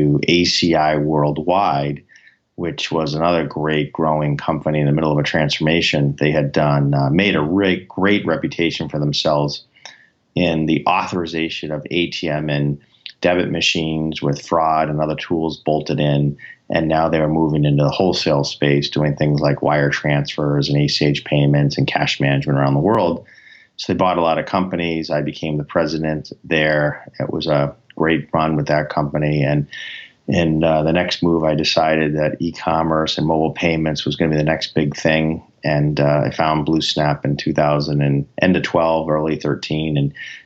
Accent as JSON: {"language": "English", "town": "Boston", "region": "Massachusetts", "country": "United States", "tie": "born or raised there", "said": "I'm from the Boston area. I grew up here. I've worked here my whole life"}